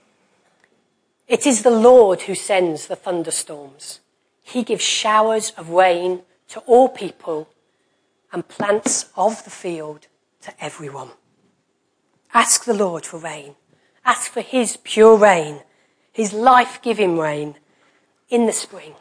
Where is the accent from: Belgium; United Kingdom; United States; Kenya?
United Kingdom; we're British.